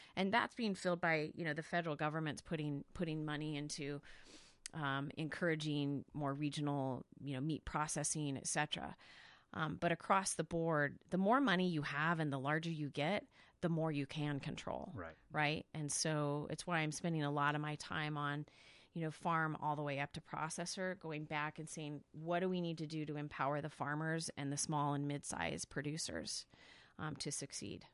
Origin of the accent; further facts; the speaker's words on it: Salinas, California, United States; moved away; where I grew up in California